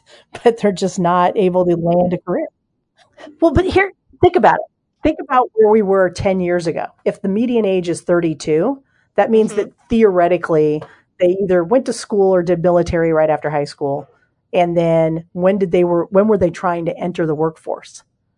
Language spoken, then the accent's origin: English; Ohio, United States; I spent years growing up in Ohio, and I lived in Cincinnati.